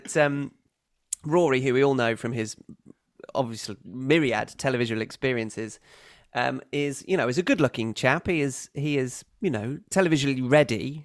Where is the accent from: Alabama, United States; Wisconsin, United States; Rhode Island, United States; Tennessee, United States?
Wisconsin, United States; growing up in Wisconsin and idolizing Brett Favre